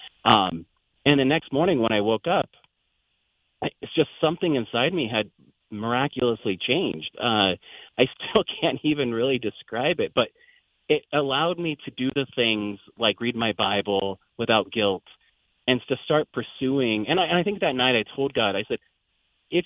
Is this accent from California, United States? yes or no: yes; Windsor, California, United States; moved away as an adult; now in Iowa, United States; we were born and raised about 45 minutes north of San Francisco. At the time, it was a very small rural area, just large fields, and, you know, houses